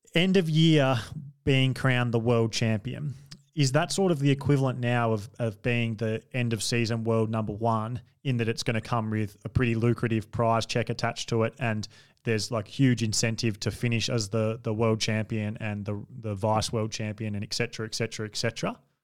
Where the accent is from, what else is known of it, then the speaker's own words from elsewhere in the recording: Australia; as an Australian